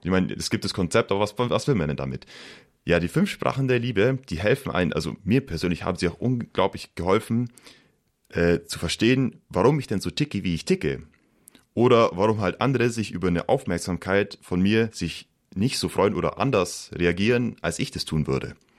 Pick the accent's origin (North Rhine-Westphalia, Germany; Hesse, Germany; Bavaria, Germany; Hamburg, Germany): Bavaria, Germany; Pfaffenhofen an der Roth; moved away; Also ich komme aus Pfaffenhof an der Rot, das ist in der Nähe von Ulm